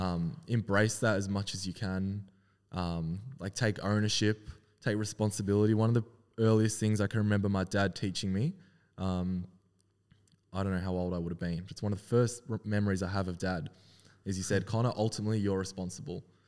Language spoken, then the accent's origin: English; Melbourne, Victoria, Australia; also born or lived in Wellington, New Zealand; been growing up in Melbourne all my life on the Mornington Peninsula